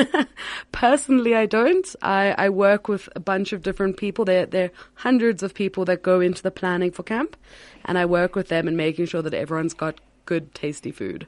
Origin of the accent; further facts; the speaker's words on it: Cape Town, Western Cape, South Africa; I'm originally from Cape Town. I w, grew up at Herzliya